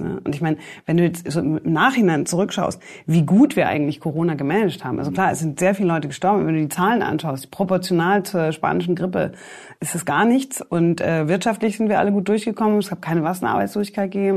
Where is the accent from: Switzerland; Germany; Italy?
Germany; ich bin ja in Deutschland aufgewachsen